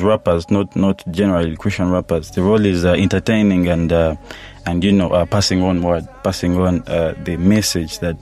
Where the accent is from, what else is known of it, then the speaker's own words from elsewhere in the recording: Mbarara, Western Region, Uganda; I'm from Barara. I do Lunyankore on every project I drop.